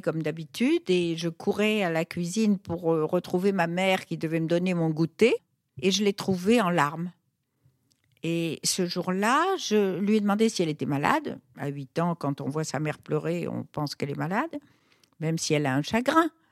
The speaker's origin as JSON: {"language": "French", "town": "Fez", "region": "Fès-Meknès", "country": "Morocco", "tie": "born or raised there", "moved": "yes", "lives_now": "Paris, France", "said": "je suis née au Maroc en 1943, qui était un monde totalement féodal, et plus précisément la ville où j'étais, la ville de Fès"}